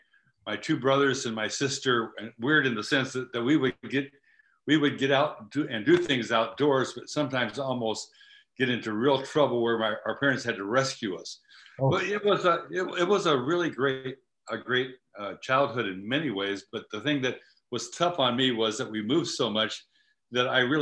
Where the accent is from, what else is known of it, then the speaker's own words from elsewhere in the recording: Midwest, United States; I grew up in the Midwest, and my dad was a pastor and a teacher.